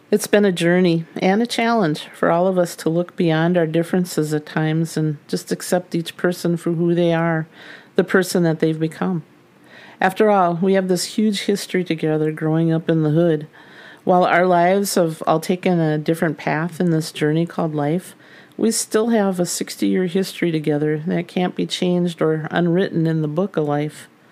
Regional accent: St. Paul, Minnesota, United States; We grew up together in the Midway area of St. Paul.

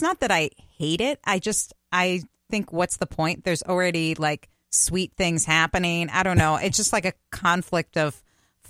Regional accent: New Haven, Connecticut, United States; moved away; I grew up in New Haven, Connecticut, and my parents live there now

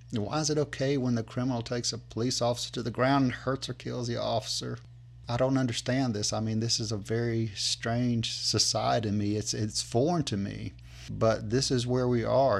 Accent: United States; I'm an American

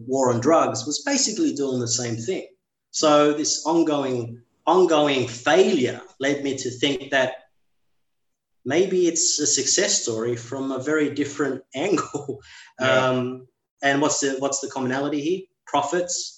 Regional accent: Sydney, New South Wales, Australia; growing up in the working class suburbs in western suburbs of Sydney

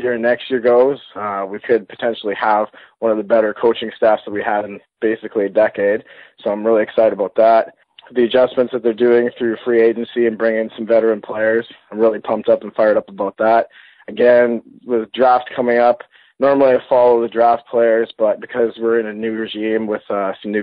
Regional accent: Thunder Bay, Ontario, Canada; I was born and raised in Thunder Bay, Ontario, Canada

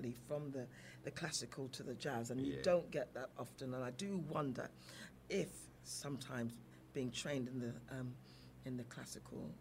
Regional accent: London, United Kingdom; also born or lived in Battersea, London; London proper. I was born in Wimbledon

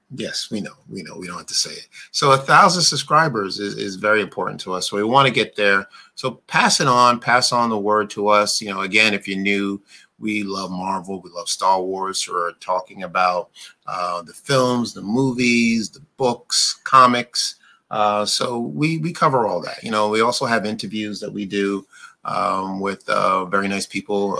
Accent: New York, United States; also born or lived in Brooklyn; I grew up in New York. I lived in Brooklyn for quite a while.

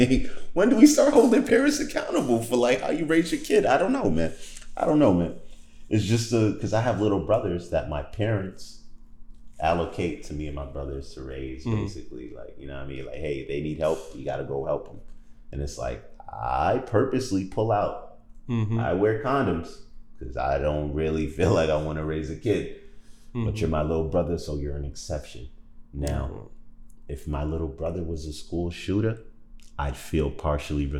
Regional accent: New York, United States; being from New York

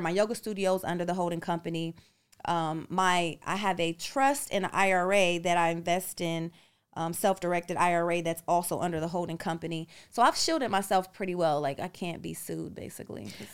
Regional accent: United States; moved away as an adult; an American uh, citizen and being born here

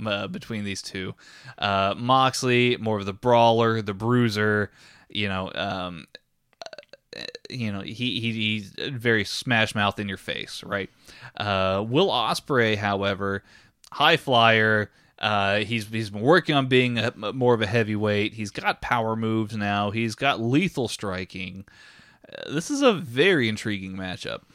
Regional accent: Texas, United States

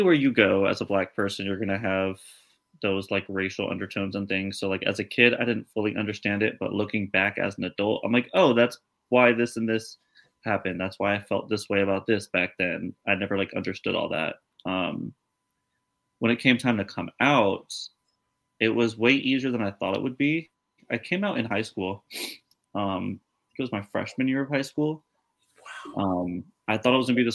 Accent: Trier, Rhineland-Palatinate, Germany; also born or lived in Arizona; now in Phoenix, United States; I'm from a very, very small, very old, very quiet town in Germany called Trier.

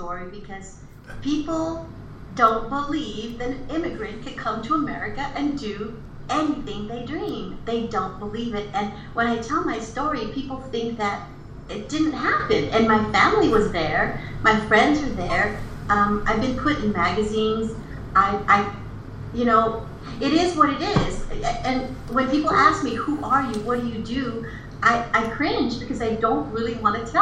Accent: Imperial Beach, California, United States; also born or lived in Tijuana, Mexico; I was raised in Imperial Beach

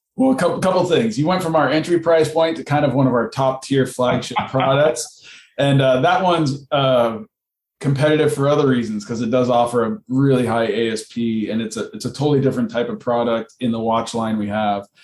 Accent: Southern California, United States; I grew up in Southern California. I was a surfer

